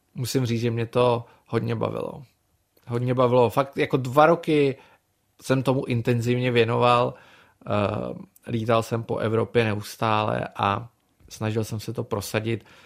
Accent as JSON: {"language": "Czech", "country": "Czechia", "also_born_or_lived": "Brussels, Belgium", "said": "jako Čech, byl jsem jediný"}